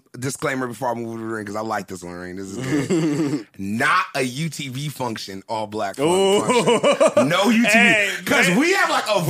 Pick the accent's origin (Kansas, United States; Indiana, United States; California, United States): California, United States; Southern; also born or lived in Atlanta; I grew up in Southern California where I'm in a blended bowl.